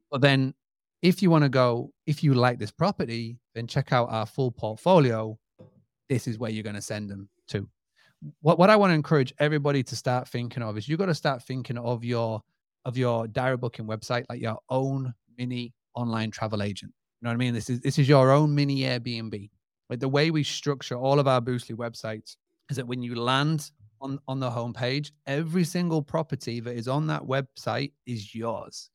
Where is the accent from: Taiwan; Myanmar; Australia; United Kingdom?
United Kingdom; accent: British; my British accent